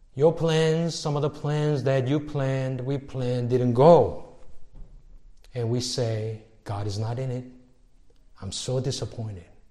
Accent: Seoul, South Korea; moved away; growing up in Seoul where I was growing up in the city

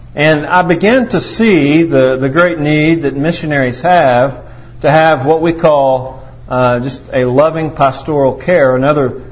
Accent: Potosi, Missouri, United States; I am a scoundrel from Potosi, and that's where I was born

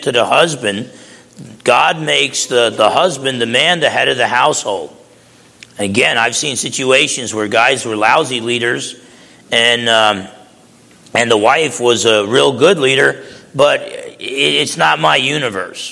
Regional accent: New Jersey, United States; I used to box growing up in New Jersey

